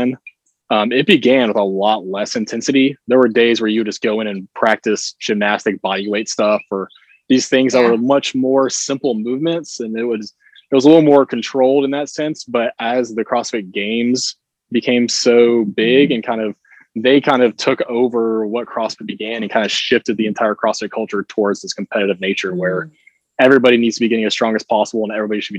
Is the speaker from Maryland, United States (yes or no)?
no; Kingsport, Tennessee, United States; also born or lived in Kentucky / Atlanta; I grew up in Kingsport, so around here, nearby, and then went to college up in Kentucky where I played football